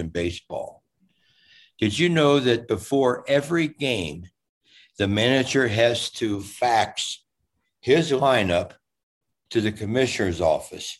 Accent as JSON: {"language": "English", "town": "Cincinnati", "region": "Ohio", "country": "United States", "tie": "born or raised there", "said": "I'm from Cincinnati. I was raised, born 3 miles from the ballpark."}